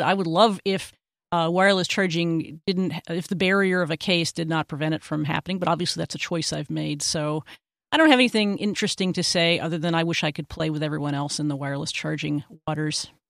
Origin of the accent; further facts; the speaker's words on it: Texas, United States; my home state of Texas